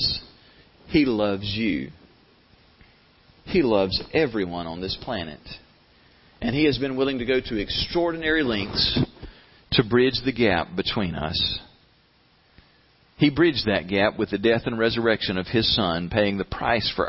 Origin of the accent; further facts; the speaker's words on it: the South, United States; We're from the South.